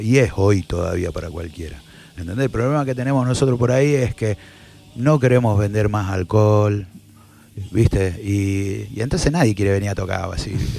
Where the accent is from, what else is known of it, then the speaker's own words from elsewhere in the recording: Rosario, Santa Fe, Argentina; Éramos todos de barrio